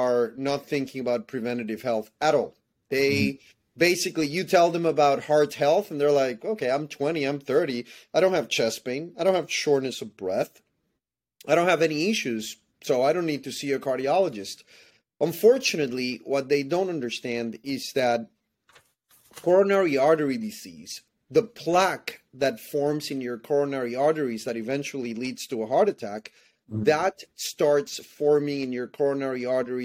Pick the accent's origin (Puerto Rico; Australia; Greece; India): Puerto Rico; English is a second language; moved away as an adult; also born or lived in Dallas, Texas / Baltimore, Maryland; now in United States; I'm originally from Puerto Rico, so I speak more Spanish than English, I would say.